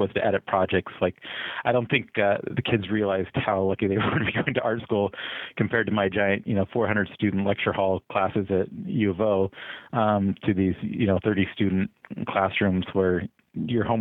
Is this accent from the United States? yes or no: yes; Salem, Oregon, United States; I grew up in Oregon, in Salem, which is the capital up there.